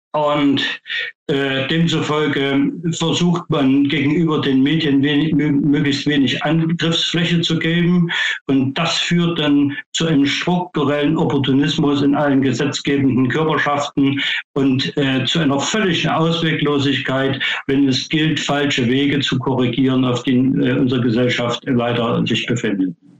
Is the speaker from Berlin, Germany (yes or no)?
no; Thuringia, Germany; moved away; also born or lived in Dresden, Saxony; ich komme ja ursprünglich aus Thüringen